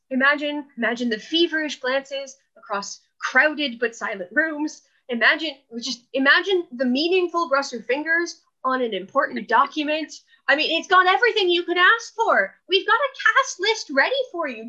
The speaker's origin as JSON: {"language": "English", "region": "California", "country": "United States", "moved": "yes", "said": "I'm from California"}